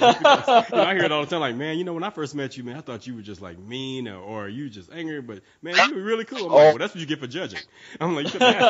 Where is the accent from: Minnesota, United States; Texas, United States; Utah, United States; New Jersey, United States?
Texas, United States; Houston; also born or lived in Atlanta; Actually, I'm here in Houston, man. I'm from Texas